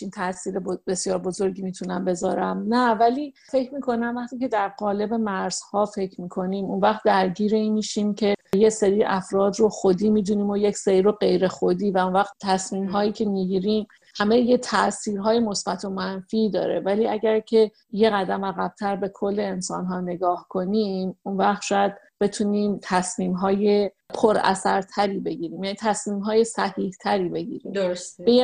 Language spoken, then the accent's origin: Persian; Tehran, Tehran Province, Iran; moved away; واسه من که تهرانی هستم